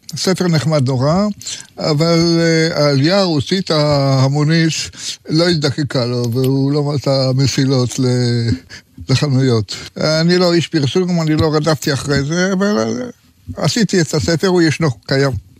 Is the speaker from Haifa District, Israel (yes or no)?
no; Tel Aviv, Tel Aviv District, Israel; also born or lived in Jerusalem; תל אביבי, לא כל חיי, אבל אני יליד תל אביב. היו לי כמה בילויים בירושלים, כמה שנים טובות. אחר כך גם בחוץ לארץ, פה ושם. ולסוף חזרתי לעיר, לעיר שאני אוהב.